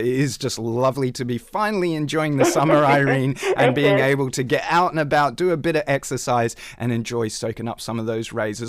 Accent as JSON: {"language": "English", "country": "Australia", "tie": "born or raised there", "moved": "yes", "lives_now": "United Kingdom", "said": "Me having grown up in Australia"}